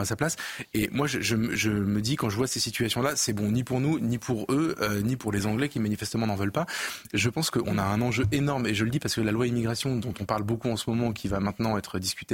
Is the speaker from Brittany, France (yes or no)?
no; Avignon, Provence-Alpes-Côte d'Azur, France; je viens d'Avignon